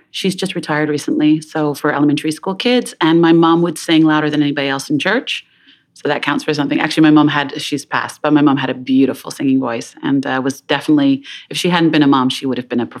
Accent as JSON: {"language": "English", "town": "London", "region": "Ontario", "country": "Canada", "tie": "born or raised there", "said": "I grew up in London, Ontario, a small town sort of in southwestern Ontario"}